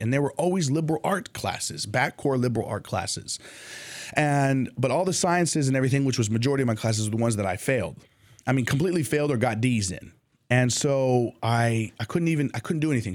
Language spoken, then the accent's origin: English; Jordan; moved away as an adult; also born or lived in United States; I had gone home to Jordan and, and spent time with the family